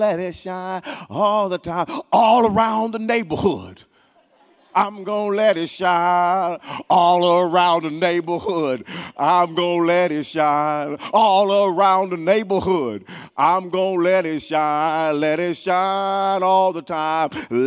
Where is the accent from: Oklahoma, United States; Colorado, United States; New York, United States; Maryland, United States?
Oklahoma, United States; Wewoka; growing up in Wewoka, Oklahoma